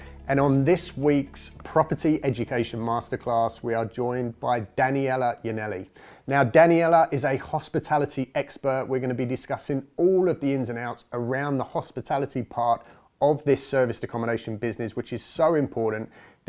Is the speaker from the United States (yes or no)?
no; England, United Kingdom; Unfortunately, I'm completely English, but I do like to spend a lot of time overseas in the sun